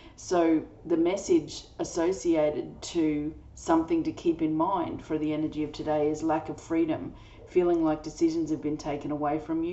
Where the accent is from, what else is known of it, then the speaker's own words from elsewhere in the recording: Australia; I'm an Australian energy healer